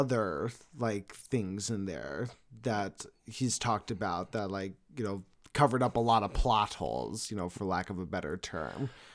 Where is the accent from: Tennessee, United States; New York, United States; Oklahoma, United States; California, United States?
California, United States; I was born in California